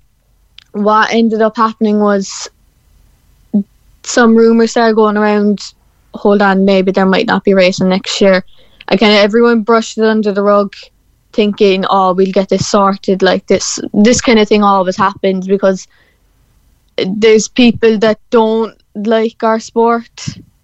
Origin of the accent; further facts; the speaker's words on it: Cork, Munster, Ireland; I'm from Cork, so I'm down the bottom of the country